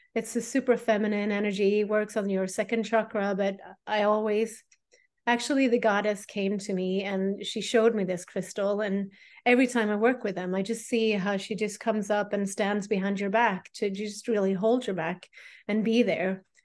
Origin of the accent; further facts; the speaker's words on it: Sweden; I am a priestess from Sweden